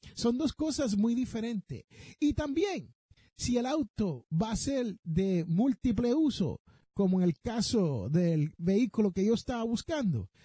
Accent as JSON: {"language": "Spanish", "country": "Puerto Rico", "tie": "born or raised there", "said": "yo me crié en Puerto Rico"}